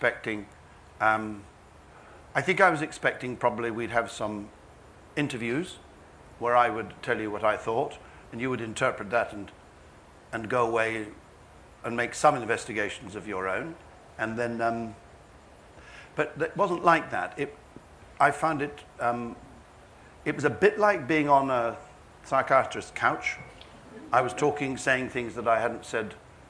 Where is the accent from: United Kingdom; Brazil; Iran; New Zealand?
United Kingdom; England; also born or lived in Kent / Devon; I'm quite English and middle class in that respect